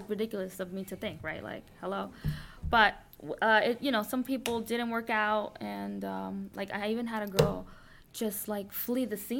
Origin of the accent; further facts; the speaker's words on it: Paterson, New Jersey, United States; also born or lived in Dominican Republic; I grew up in Patterson.